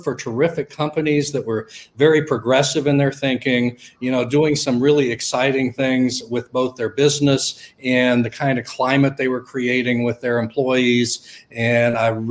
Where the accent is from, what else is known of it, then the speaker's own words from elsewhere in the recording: Millersburg, Ohio, United States; I'm from a small town in Ohio called Millersburg, actually real close to Amish country